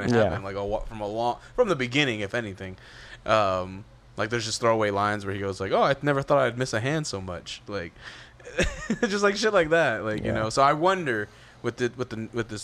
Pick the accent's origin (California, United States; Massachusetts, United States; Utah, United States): California, United States; the Bay Area; I'm from the Bay